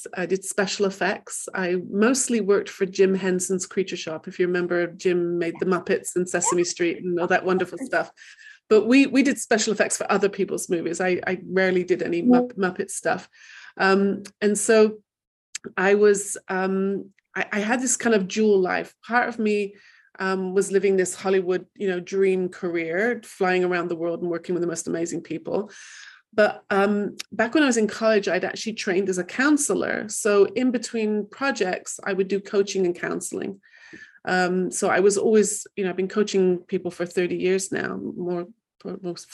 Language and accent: English; England, United Kingdom; also born or lived in Manchester; I grew up in England